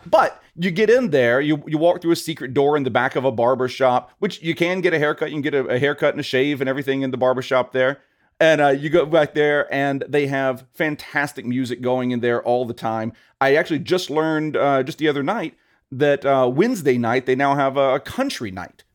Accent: Louisiana, United States; now in Las Vegas, United States; I am a Southern boy. I, I grew up in Louisiana.

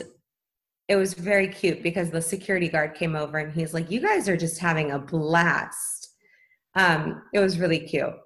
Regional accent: Los Angeles, California, United States; I was actually born and raised in Tarzana

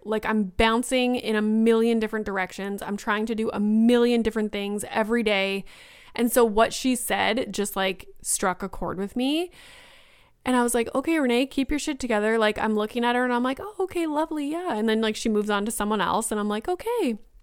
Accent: Northern Ontario, Canada; I'm from Northern Ontario

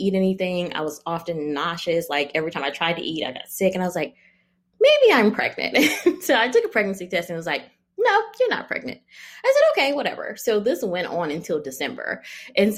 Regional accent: Michigan, United States; moved away as an adult; now in California, United States; I am from Michigan. My husband is from Ohio

